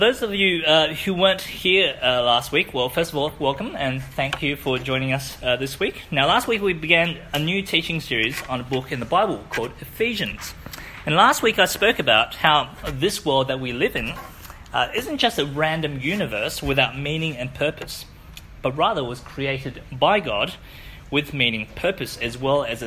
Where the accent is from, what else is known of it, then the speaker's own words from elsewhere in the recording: Wellington, New Zealand; moved away; I grew up in New Zealand